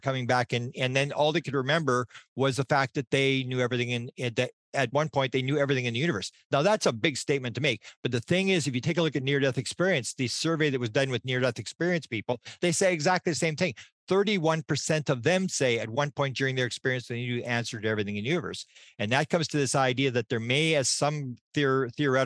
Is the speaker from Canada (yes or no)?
yes; Winnipeg, Manitoba, Canada; I'm from Winnipeg, Manitoba, Canada